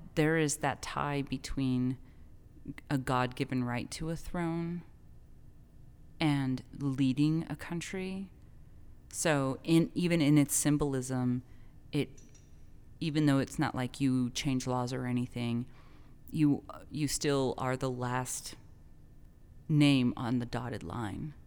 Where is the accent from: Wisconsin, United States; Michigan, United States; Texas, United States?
Texas, United States; El Paso; my hometown